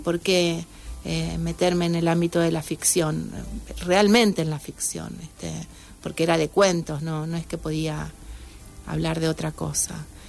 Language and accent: Spanish; Santa Fe, Argentina; yo nací en Santa Fe